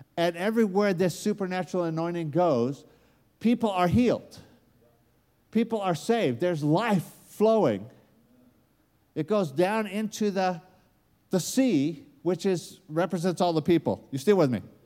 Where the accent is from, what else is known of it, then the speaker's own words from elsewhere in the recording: United States; accent: American; moved away; it comes out with an American accent